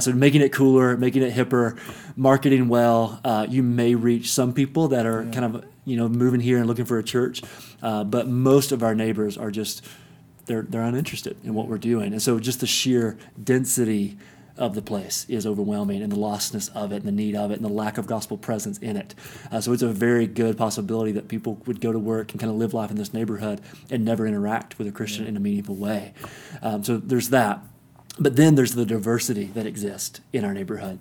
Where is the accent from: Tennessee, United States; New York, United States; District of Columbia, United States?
Tennessee, United States; Kingsport; moved away as an adult; also born or lived in Johnson City, Tennessee; now in Denver, United States; East Tennessee is home. It's where I grew up in Kingsport, Tennessee